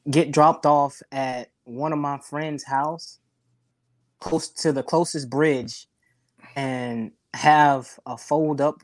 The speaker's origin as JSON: {"language": "English", "region": "South Carolina", "country": "United States", "tie": "born or raised there", "moved": "as an adult", "lives_now": "Gulfport, United States", "said": "I'm from South Carolina originally, born and raised. And I migrated here I think it was 2010, the end of 2010 after I graduated."}